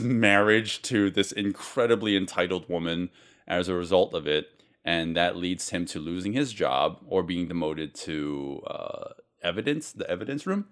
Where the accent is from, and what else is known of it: United States